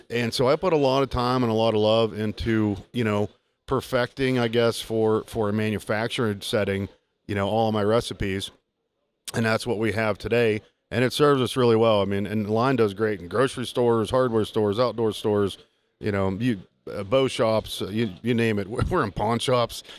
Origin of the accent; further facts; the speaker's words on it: Southwest Pennsylvania, United States; I grew up with it in Southwest PA with my granddad